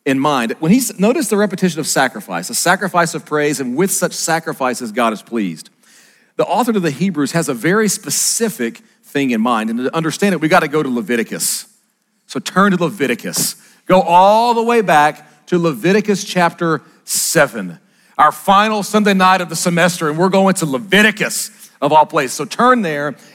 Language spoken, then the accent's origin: English; Arkansas, United States